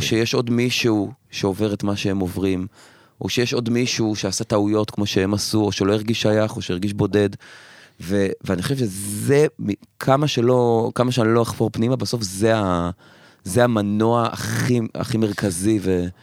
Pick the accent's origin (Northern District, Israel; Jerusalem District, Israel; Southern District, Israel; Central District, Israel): Northern District, Israel; Afula; moved away as an adult; now in Tel Aviv, Israel; אני במקור מעפולה. ואני כרגע גר בתל אביב